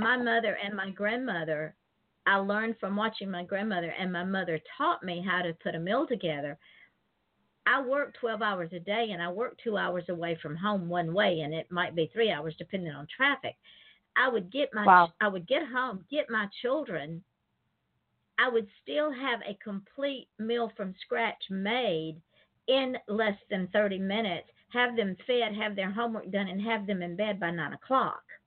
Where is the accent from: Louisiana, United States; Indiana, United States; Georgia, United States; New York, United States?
Georgia, United States; Atlanta; Atlanta, my hometown